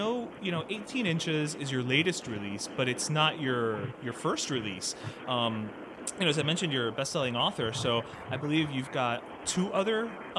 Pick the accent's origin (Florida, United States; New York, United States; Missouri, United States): Florida, United States; Miami; But I'm a born and raised Miami boy, and después de 40 años, I'm still not used to the rain.